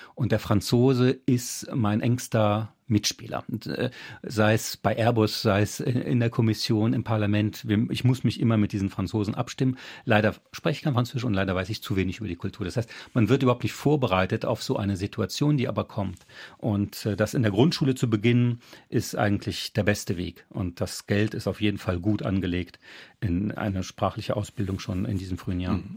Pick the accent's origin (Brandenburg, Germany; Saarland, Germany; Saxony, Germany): Saarland, Germany; Saarbrücken; first language French; German is a second language; die Straße, in der ich äh, groß geworden bin in Duttweiler